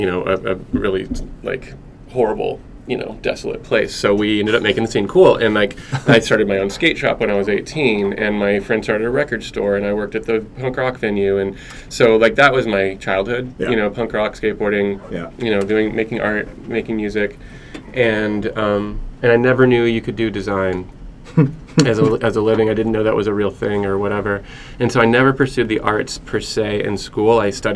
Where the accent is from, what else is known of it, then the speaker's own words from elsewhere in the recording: Lubbock, Texas, United States; moved away; I grew up in Lubbock, Texas. Really terrible place.